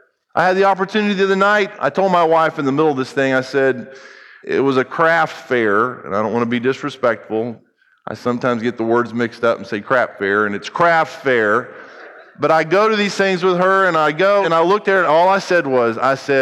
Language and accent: English; United States; I happen to be an American